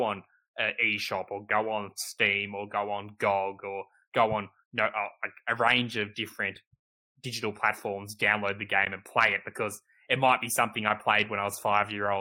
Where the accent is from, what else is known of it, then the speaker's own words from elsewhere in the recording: Australia; we're both Australian, we grew up in Australia, played games in Australia